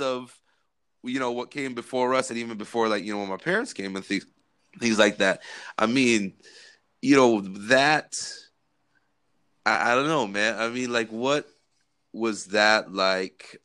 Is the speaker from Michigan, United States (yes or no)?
no; California, United States; we grew up in California